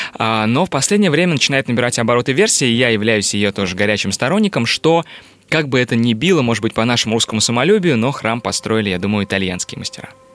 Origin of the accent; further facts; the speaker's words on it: Kazan, Tatarstan, Russia; now in Moscow, Russia; я вообще-то родом из Казани, и я сам татарин